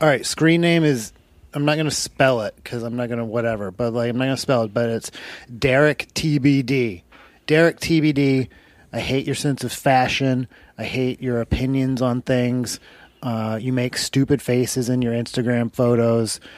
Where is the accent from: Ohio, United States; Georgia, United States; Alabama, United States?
Alabama, United States; moved away; I grew up in Alabama